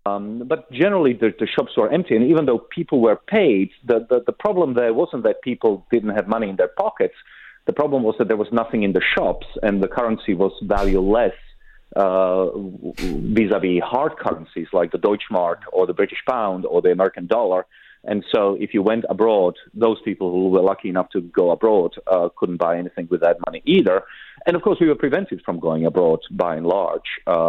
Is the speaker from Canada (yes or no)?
no; Czechia; born there; I was born in Czechoslovakia in 1976, so that was 8 years after the Soviet invasion. We were under occupation until the early 90s.